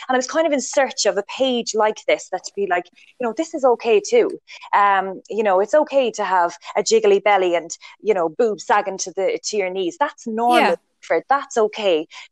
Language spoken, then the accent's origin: English; Ireland; we're Irish